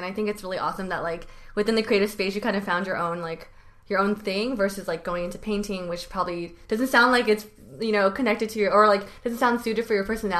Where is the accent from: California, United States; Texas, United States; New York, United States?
California, United States; Bay Area, Northern; also born or lived in San Diego; now in Los Angeles, United States; I'm 29. I am originally from Northern California, so the Bay Area.